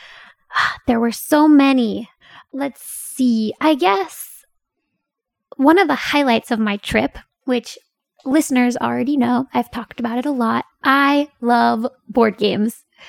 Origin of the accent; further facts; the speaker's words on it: Pennsylvania, United States; moved away as an adult; also born or lived in Korea; now in South Korea; Pennsylvania, my home state